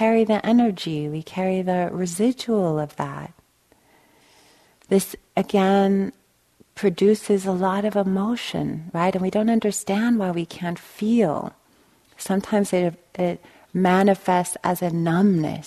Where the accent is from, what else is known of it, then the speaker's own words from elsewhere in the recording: Long Beach, California, United States; I grew up in East Long Beach, right on the Compton border